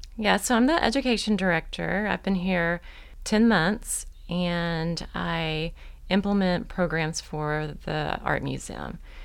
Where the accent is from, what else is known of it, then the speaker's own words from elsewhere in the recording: Oklahoma, United States; moved away as an adult; also born or lived in Muldrow, Oklahoma; now in Fort Smith, United States; I'm actually from Oklahoma